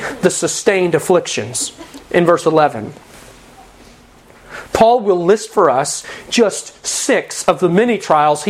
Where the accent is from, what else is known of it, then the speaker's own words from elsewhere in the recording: United States; we live in an age, as American Christians